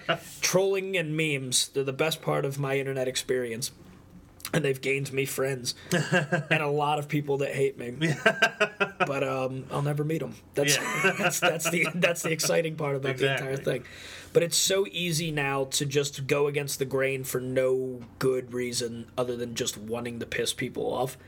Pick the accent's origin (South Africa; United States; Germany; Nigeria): United States; Tampa, Florida; And I know music. I'm from Tampa.